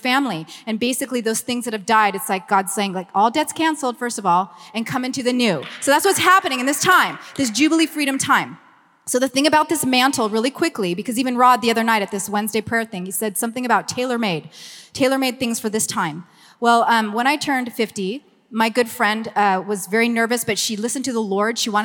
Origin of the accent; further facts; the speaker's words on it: Los Angeles, California, United States; accent: Valley Girl; I'm from Los Angeles, born and raised